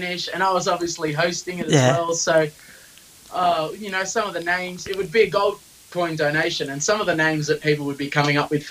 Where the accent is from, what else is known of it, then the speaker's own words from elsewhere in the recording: Australia; So being an Australian, beer is what we drink.